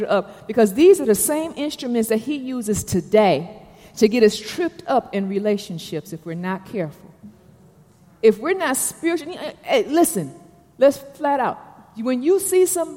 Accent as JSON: {"language": "English", "town": "Detroit", "region": "Michigan", "country": "United States", "moved": "yes", "lives_now": "Atlanta, United States", "said": "I'm from Detroit"}